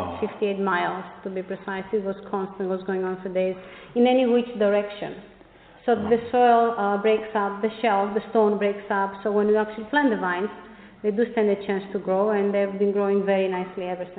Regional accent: Macedonia, Greece; now in Pennington, United States; Yes, indeed, I come from Macedonia, as you said, in Greece

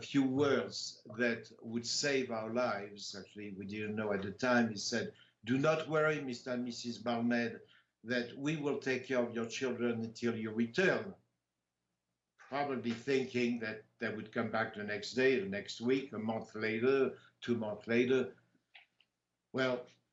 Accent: Compiègne, Hauts-de-France, France; now in Tahoe, United States; In Compiègne, which is my hometown

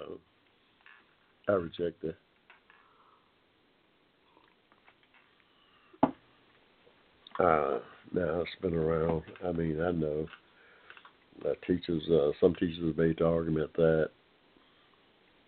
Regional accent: Georgia, United States; I was born here in Georgia, and, poorest of the poor

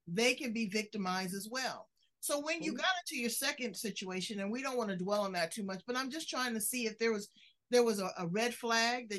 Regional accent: Los Angeles, California, United States; I'm from South Central

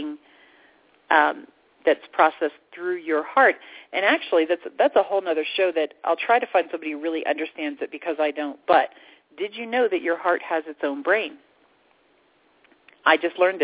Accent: Orlando, Florida, United States; moved away; I lived in Orlando. I grew up in Orlando. And I had to move out of Orlando

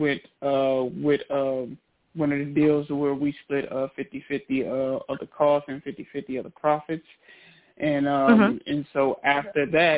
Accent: Trenton, New Jersey, United States; I was born in Trenton, New Jersey, and that's where I spent most of my adolescent years. I have to say, growing up, in New Jersey, well, in Trenton, it was pretty rough. Had it kind of hard.

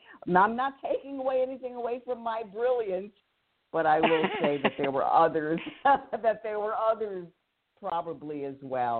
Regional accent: Bronx, New York, United States; I obviously I was raised in the Bronx.

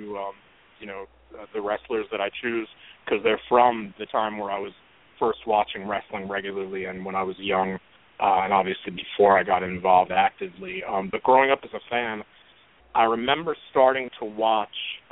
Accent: New York City, New York, United States; I grew up in Brooklyn, New York. That's where I'm talking from tonight

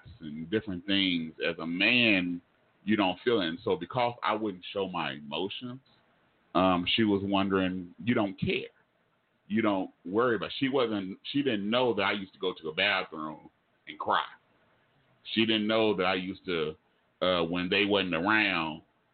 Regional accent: Oklahoma, United States; I'm from Oklahoma

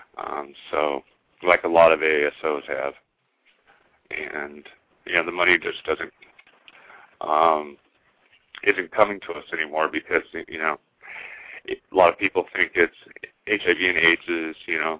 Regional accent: Omaha, Nebraska, United States; also born or lived in New Orleans; Me growing up in Omaha, Nebraska, thinking I was the only gay person here

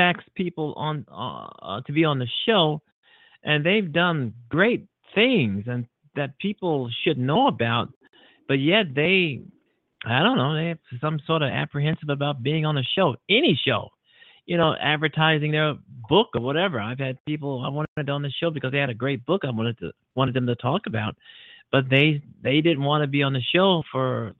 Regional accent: United States; being an American

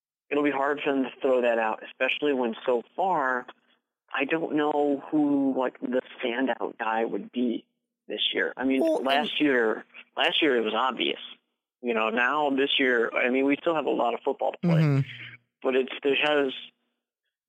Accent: Chicago, Illinois, United States; I'm from Chicago

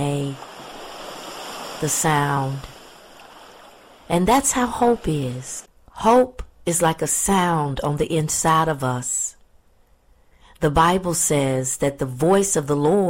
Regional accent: Pensacola, Florida, United States; I'm a native Floridian and I grew up in Pensacola, Florida, which is a beach town

